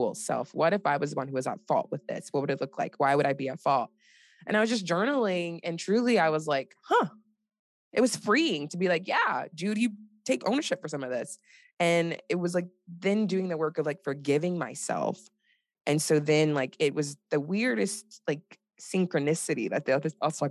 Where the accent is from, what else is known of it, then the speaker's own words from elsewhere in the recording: Nigeria; I'm Nigerian